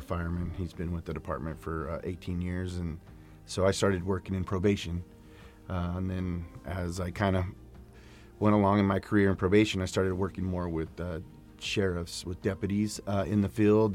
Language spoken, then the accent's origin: English; Sacramento, California, United States; I grew up in South Sacramento